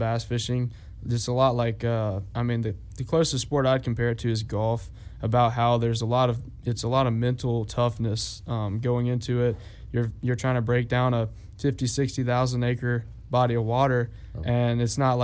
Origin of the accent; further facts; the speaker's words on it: Auburn, Alabama, United States; I grew up in Auburn